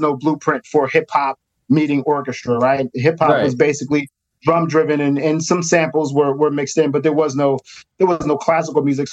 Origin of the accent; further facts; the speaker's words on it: Philadelphia, Pennsylvania, United States; Growing up in North Philly at that time was sort of it was rough